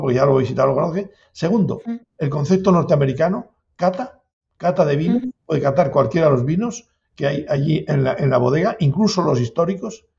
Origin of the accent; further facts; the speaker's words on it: Valbuena de Duero, Castile and León, Spain; also born or lived in La Rioja; Yo soy de, aquí, de, de, Valladolid, de Valbuena, y, adoptado riojano también